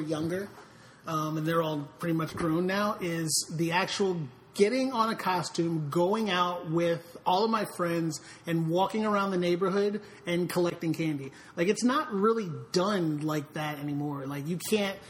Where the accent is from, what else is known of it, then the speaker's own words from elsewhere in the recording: New York City, New York, United States; I grew up in New York City, in Jamaica, Queens